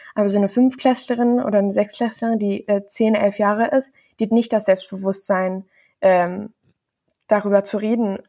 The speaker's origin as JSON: {"language": "German", "town": "Bonn", "region": "North Rhine-Westphalia", "country": "Germany", "tie": "born or raised there", "said": "ich bin in Deutschland im Johanniter Krankenhaus in Bonn geboren"}